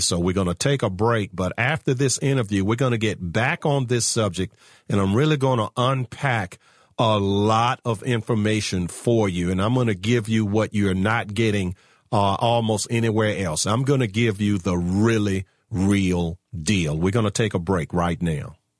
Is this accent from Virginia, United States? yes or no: yes; Virginia, United States; my home state of Virginia